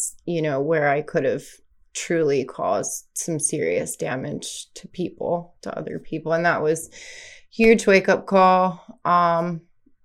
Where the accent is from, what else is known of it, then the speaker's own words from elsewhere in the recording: Westminster, Maryland, United States; I am from Westminster, Maryland